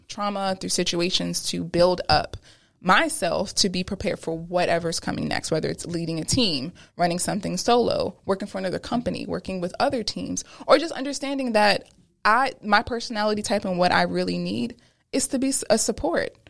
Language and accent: English; Pennsylvania, United States; also born or lived in Brooklyn, New York; at nine is when we moved from Brooklyn to Pennsylvania